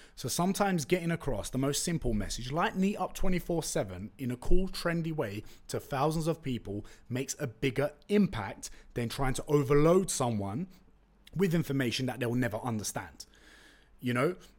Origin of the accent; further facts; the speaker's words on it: London, United Kingdom; first language Turkish; English is a second language; I was born in Tottenham, went to school in East London